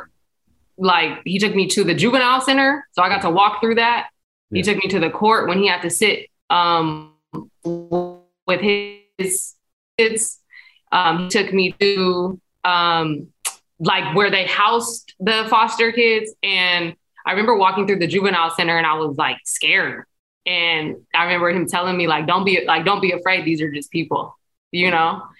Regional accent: San Diego, California, United States; grew up in San Diego is how what I tell people. So I'm from Spring Valley

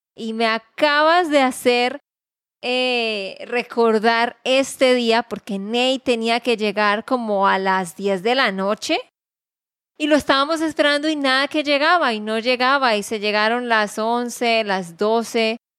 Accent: Santander, Colombia; de Santander, Colombia.

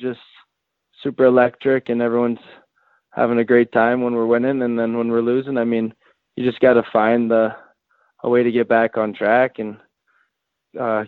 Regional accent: San Diego, California, United States; I grew up in San Diego, California

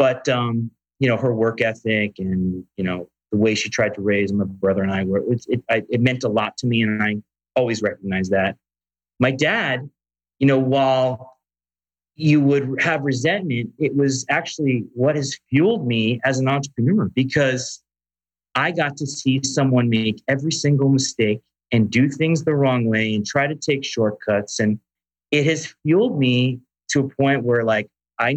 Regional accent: Westchester County, New York, United States; moved away as an adult; now in California, United States; I was raised in Westchester County, New York

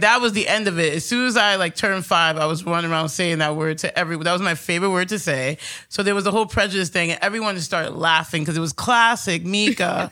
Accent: New York City, New York, United States; Growing up here in Astoria

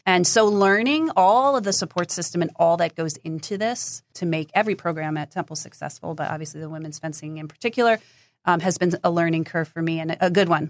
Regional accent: New Jersey, United States; I grew up in New Jersey

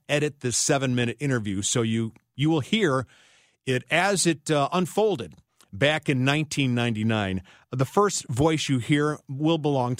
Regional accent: Cleveland, Ohio, United States; now in St. Louis, United States; Cleveland, Ohio, my hometown, I've been there three times in the last year

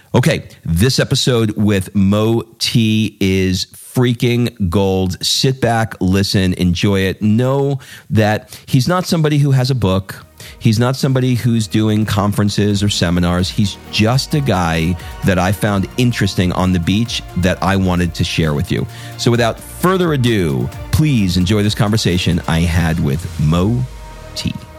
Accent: New York, United States; I grew up in Queens in New York

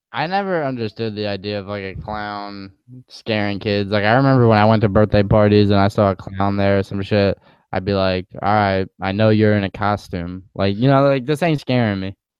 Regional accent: East Coast, United States; growing up in the East Coast

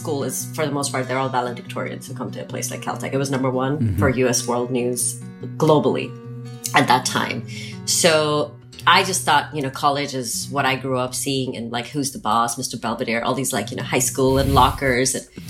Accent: Pakistan; also born or lived in Nigeria; And I grew up in Nigeria and in Pakistan. I'm a third culture kid. I don't mm-hmm. identify with, I mean, I would say, yes, Pakistan would be my home, but I don't like to settle.

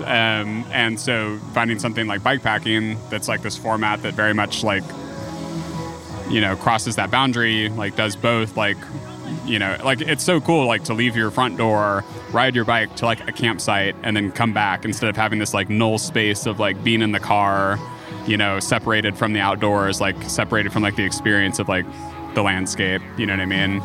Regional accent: Buda, Texas, United States; now in Austin, United States; I was born in Austin and grew up in Buda and came to back to Austin proper

